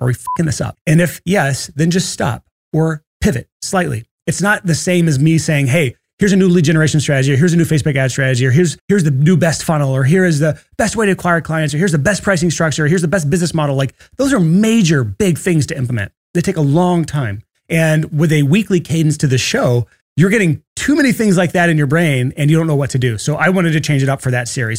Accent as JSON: {"language": "English", "region": "Alabama", "country": "United States", "said": "I'm from Alabama."}